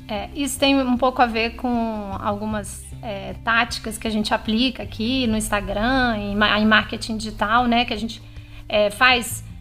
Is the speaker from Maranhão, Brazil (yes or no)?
yes; São Luís, Maranhão, Brazil; moved away as an adult; a gente voltou para minha cidade natal